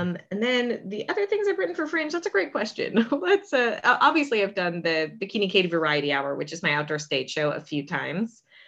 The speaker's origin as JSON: {"language": "English", "town": "St. Petersburg", "region": "Florida", "country": "United States", "tie": "born or raised there", "also_born_or_lived": "Orlando", "said": "I was born in South Florida, but grew up in the Saint Pete, Clearwater area"}